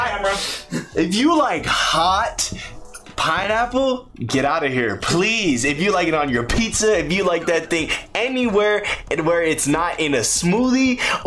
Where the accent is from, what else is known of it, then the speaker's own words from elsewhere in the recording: New York, United States; I was born in New York.